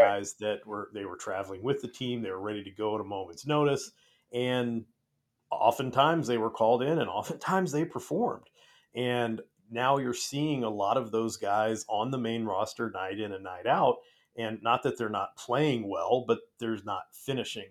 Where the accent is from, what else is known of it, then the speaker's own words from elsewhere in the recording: California, United States; moved away; I grew up in California on the mean streets